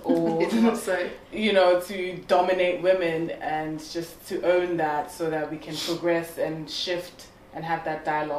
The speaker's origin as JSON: {"language": "English", "country": "South Africa", "said": "as a South African"}